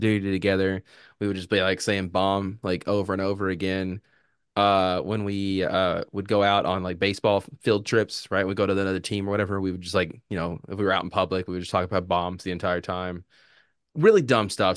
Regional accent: United States

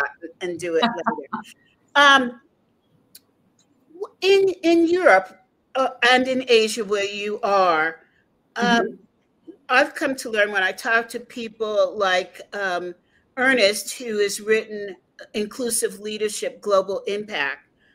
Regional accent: United States; I'm an American Italian.

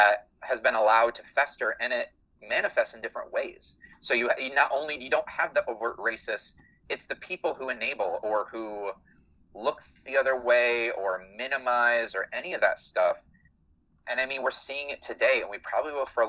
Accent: Michigan, United States; I grew up in Michigan

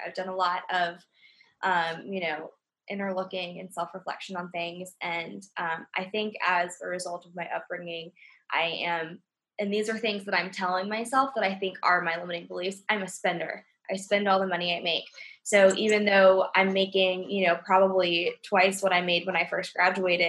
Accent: Atlanta, Georgia, United States; So I think I'm definitely Southern. I grew up in Atlanta

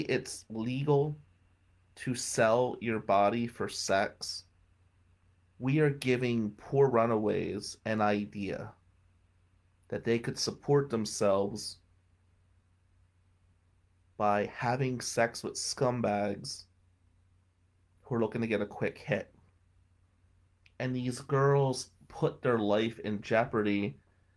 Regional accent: Willow Avenue, Michigan, United States; growing up on Willow Avenue

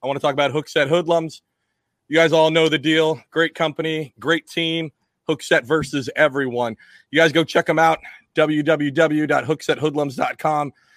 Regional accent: Washington, United States; now in East Coast, United States; I grew up in Washington State

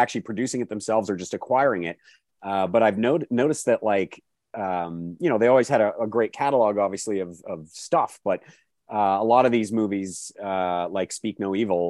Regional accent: Calgary, Alberta, Canada; when I was growing up in Calgary

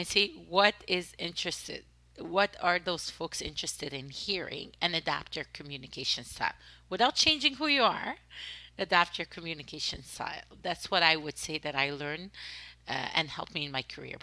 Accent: Egypt; accent: French accent; English is a second language; moved away; also born or lived in Canada; I'm Egyptian. Born and raised in Egypt and grew up in Canada, right? So I have an accent.

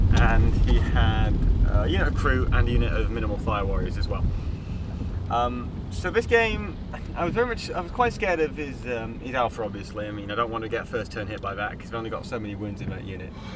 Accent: Yorkshire and the Humber, United Kingdom; moved away; I'm from Yorkshire. I've lived there for 16 years.

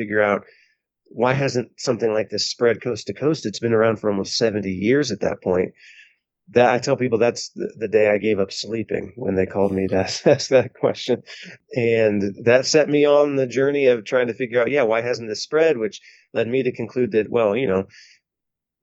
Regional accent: Van Wert, Ohio, United States; my hometown of Van Wert, Ohio

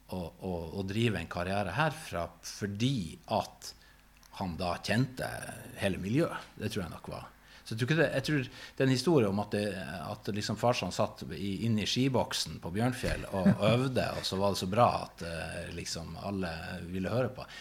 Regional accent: Narvik, Nordland, Norway; min eh, hjemby Narvik.

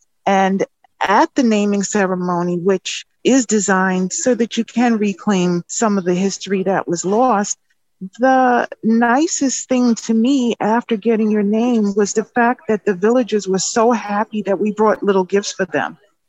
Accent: New York, United States; I'm from New York.

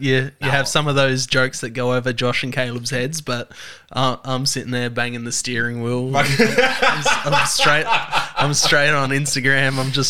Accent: Adelaide, South Australia, Australia; So I grew up in Paralowie before I moved up into the hills.

